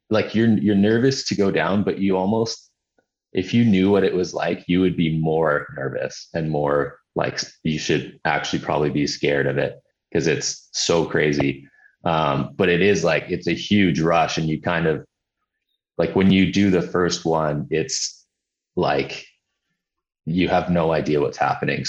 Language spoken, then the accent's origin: English; Hawaii, United States; moved away; also born or lived in Summerland, Canada / Vancouver, Canada; growing up in Hawaii and then, you know, I had winters in Summerland and Vancouver